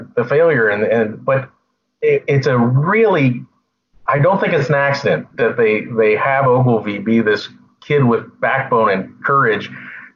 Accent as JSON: {"language": "English", "town": "Novato", "region": "California", "country": "United States", "tie": "born or raised there", "said": "I grew up in Novato, California"}